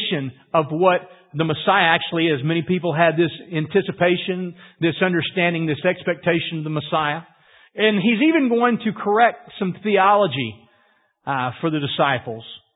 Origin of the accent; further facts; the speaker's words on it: Louisiana, United States; growing up in Louisiana and swampland